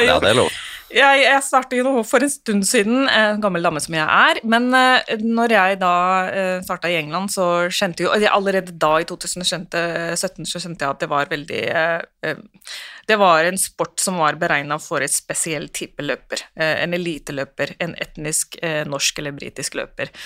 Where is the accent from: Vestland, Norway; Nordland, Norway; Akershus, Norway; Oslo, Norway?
Oslo, Norway; Jeg vokste jo opp på Romsås